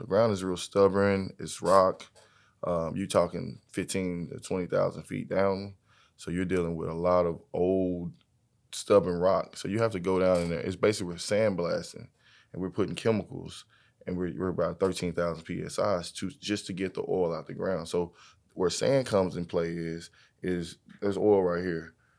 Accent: Fort Worth, Texas, United States; I'm from Fort Worth, Texas.

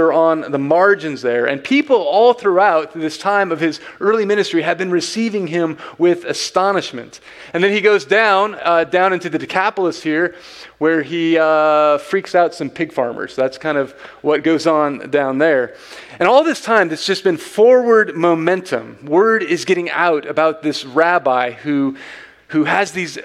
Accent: Bakersfield, California, United States; moved away; I come from Bakersfield

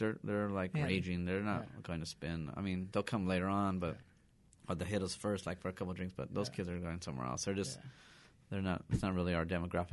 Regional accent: Pico Rivera, California, United States; and raised in Pico.

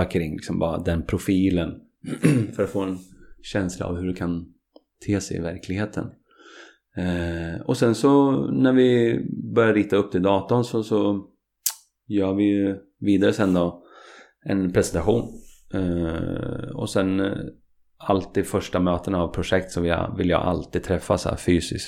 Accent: Katrineholm, Södermanland, Sweden; jag och Tommy vi är goda barndomsvänner från Katrineholm.

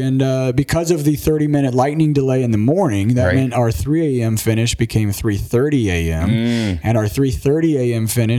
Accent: Emporia, Kansas, United States; I eventually returned to my hometown of Emporia, Kansas to become a part owner of Dirty Kanza.

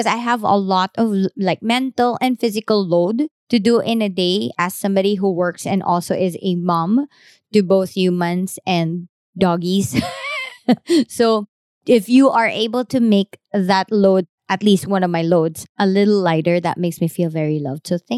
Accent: Philippines; So I don't like being Filipino today.

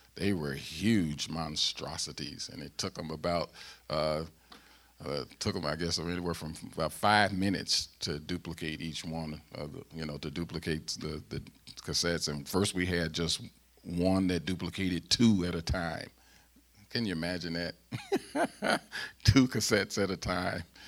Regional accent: St. Louis, Missouri, United States; accent: Southern; moved away as an adult; I'm a Southerner. I'm from Saint Louis, Missouri

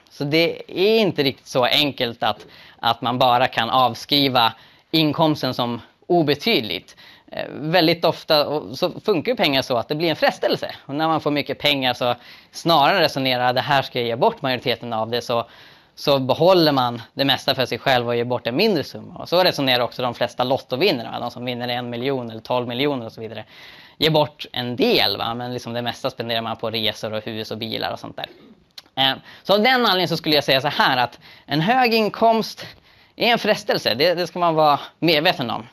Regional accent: Sweden; den levnadsstandard vi har i Sverige

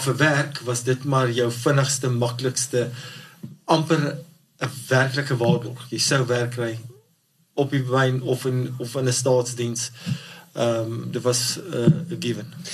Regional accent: Barberton, Mpumalanga, South Africa; ek is in Barberton gebore en gematrikuleer

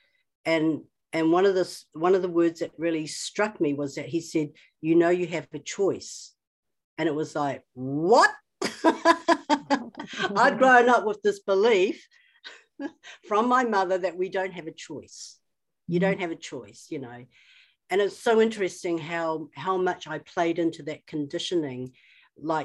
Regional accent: New Zealand; I'm Chinese, but I was born in New Zealand. So right from the outset, I was an oddity, and then I lived in a small town.

